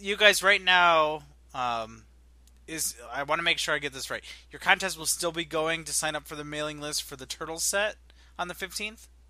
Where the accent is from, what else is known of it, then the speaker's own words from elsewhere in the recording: Illinois, United States; I'm from Illinois.